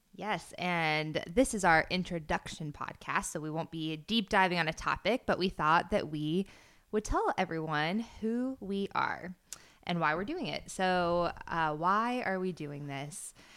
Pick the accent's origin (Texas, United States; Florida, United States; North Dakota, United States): Florida, United States; moved away as an adult; I grew up in Florida, went to the University of Florida